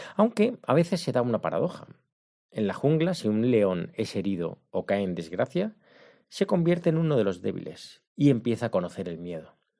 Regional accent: Spain; moved away; soy de España

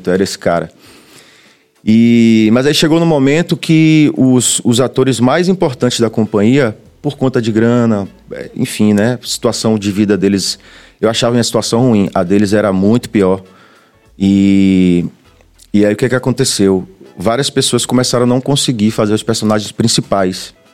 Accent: Itapuã, Bahia, Brazil; É, cresci em Itapuã, isso também formou muito a minha visão de mundo

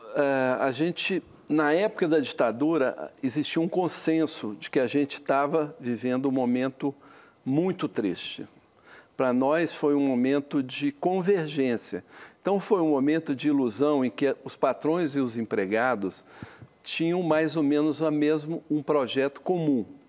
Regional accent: Minas Gerais, Brazil; eu sou mineiro

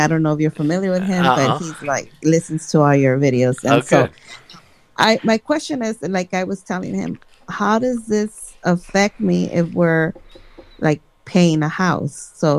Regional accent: Los Angeles, California, United States; So I was born here in Los Angeles.

